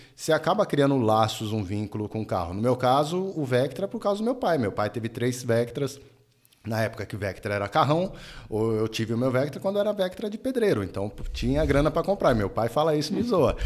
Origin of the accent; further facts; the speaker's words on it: Paulista, São Paulo, Brazil; a gente é paulista